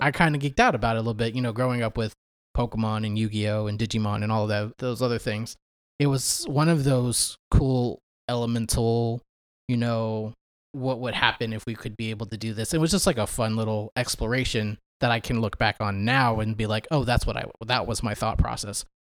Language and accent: English; Dallas, Texas, United States; I'm from the Dallas area. Went to school with Chad throughout middle school and high school.